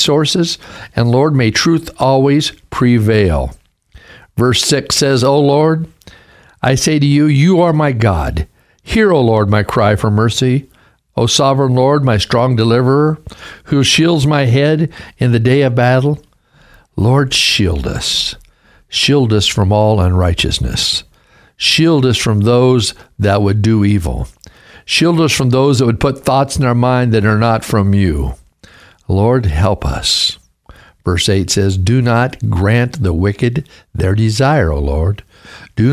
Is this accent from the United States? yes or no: yes; Caldwell, Idaho, United States; also born or lived in Pendleton, Oregon / Clarkston, Washington / Portland, Oregon; And then we got called to Caldwell, Idaho in 1963. I was 8 years old